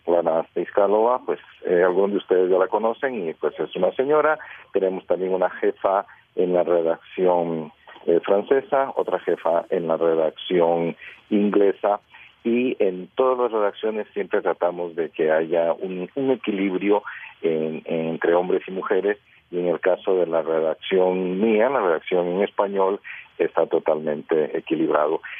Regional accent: Costa Rica; now in Prague, Czech Republic; yo soy de Costa Rica

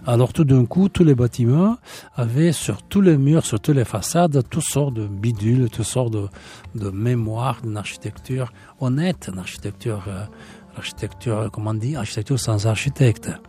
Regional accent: Bucharest, Romania; moved away; Mais quand nous sommes partis de Bucarest, à Roumanie, on avait la... On était décidé on avait quatre choix. Euh, le Canada, les États-Unis, euh, l'Australie et la Nouvelle-Zélande.

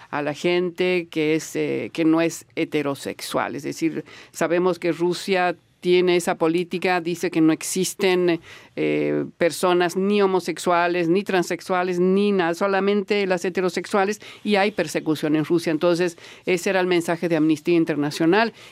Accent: Venezuela; En mi país, Venezuela, a pesar de sus leyes, yo como bisexual no podemos contar con ese privilegio

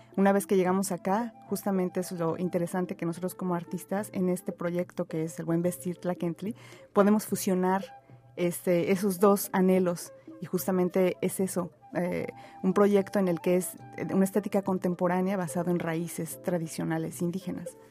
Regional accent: Atlixco, Puebla, Mexico; moved away as an adult; also born or lived in Mexico City; now in Montreal, Canada; yo crecí ahí, entre la capital y entre Atlisco

